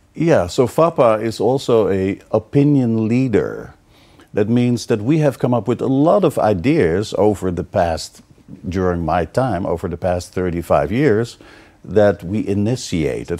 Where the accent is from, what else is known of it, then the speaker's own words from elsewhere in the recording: Amsterdam, North Holland, Netherlands; moved away; I'm from Holland, Amsterdam